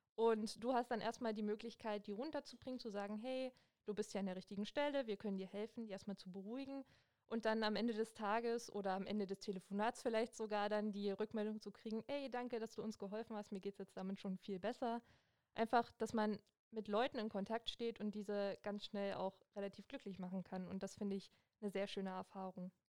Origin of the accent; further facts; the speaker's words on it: Hoyerswerda, Saxony, Germany; moved away as an adult; now in Cottbus, Germany; Ich komme ursprünglich aus Sachsen und zwar aus Hoyerswerda und ja, wohne jetzt schon seit ein paar Jahren in Cottbus